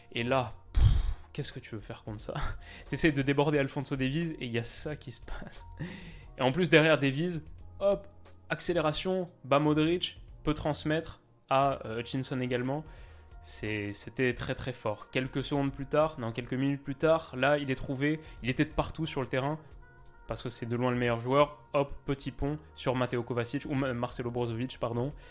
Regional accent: Canada; Là, je crois qu'on a vu deux choses quand on est canadien.

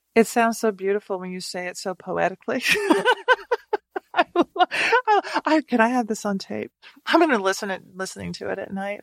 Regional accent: Nashville, Tennessee, United States; growing up in Nashville and having these small restaurants

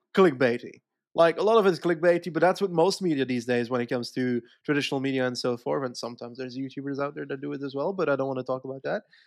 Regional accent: Flanders, Belgium; as a Flemish guy

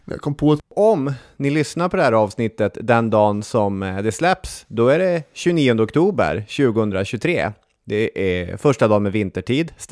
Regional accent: Umeå, Västerbotten County, Sweden; vad som på många sätt är min hemstad, Umeå. I alla fall är det den plats där hela min familj bor och den plats dit jag åker när, när jag säger att jag åker hem.

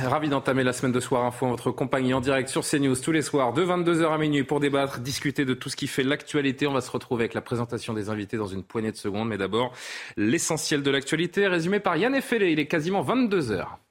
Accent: France; chez nous en France

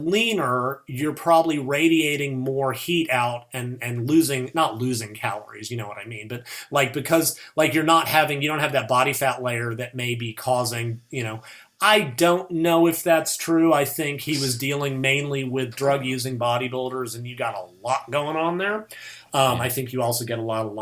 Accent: United States; I'm American

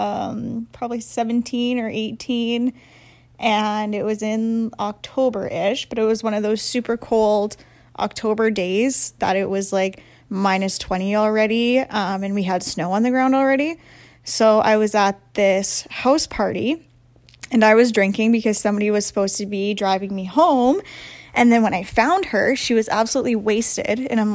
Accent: Portage la Prairie, Manitoba, Canada; I'm from Portage la Prairie in Manitoba

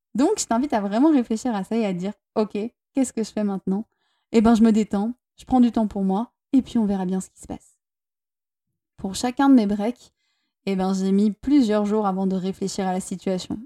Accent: Toulouse, Occitania, France; moved away as an adult; now in Basque Country, France; je viens de Toulouse à la base et que euh, en ce moment avec mon partenaire, on est au Pays Basque

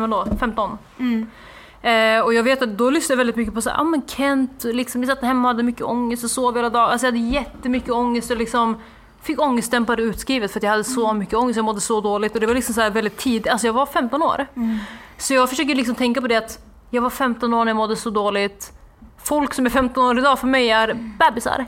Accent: Norrland, Sweden; min hemstad för det var en liten så här, håla i Norrland

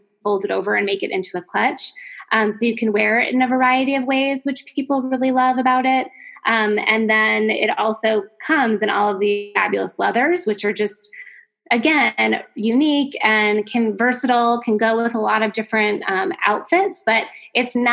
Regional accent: New Hampshire, United States; moved away as an adult; now in California, United States; I grew up in New Hampshire and went to schools back east, college back east.

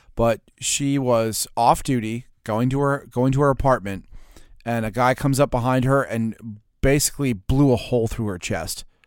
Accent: United States; I'm an American

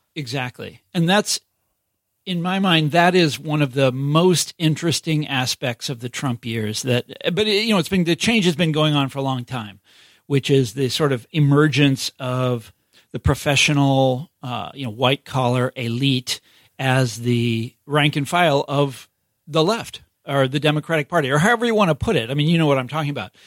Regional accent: Johnson County, Kansas, United States; moved away; I'm from Kansas City originally, but I'm from the suburbs that are, that are in Kansas. Okay. Not Missouri, but in, in Kansas, Johnson County, Kansas

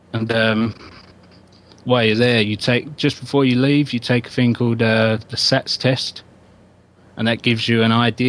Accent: Dagenham, London, United Kingdom; also born or lived in Enfield, London; I was born in Enfield, which is North London. And after a few years, obviously, my mum getting lonely up there and my dad working in Barking moved us all down to Dagenham

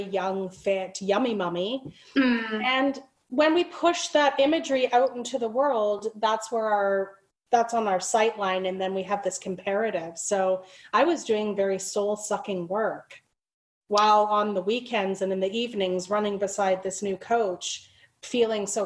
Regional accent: Liverpool, North West England, United Kingdom; moved away; I'm from the UK as well. I was born in Liverpool

